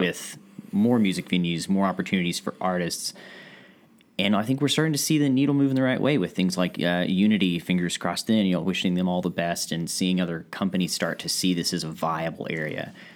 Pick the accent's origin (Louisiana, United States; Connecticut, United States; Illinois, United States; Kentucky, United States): Kentucky, United States; Ashland; also born or lived in Boston area, Massachusetts; growing up in Ashland